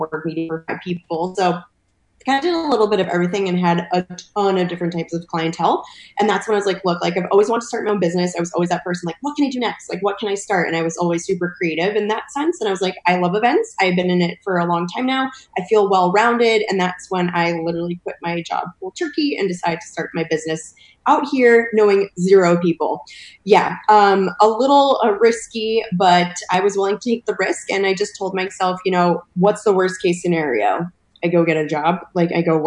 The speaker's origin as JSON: {"language": "English", "region": "East Coast", "country": "United States", "also_born_or_lived": "Cuba (paternal family)", "moved": "as an adult", "lives_now": "California, United States", "said": "I'm actually originally from the East Coast. So I moved to California about 5 years"}